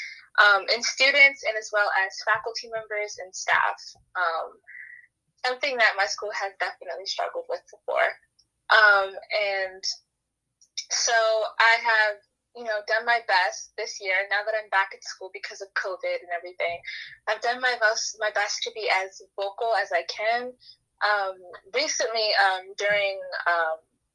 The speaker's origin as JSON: {"language": "English", "country": "United States", "also_born_or_lived": "Baltimore, Maryland", "said": "I am American"}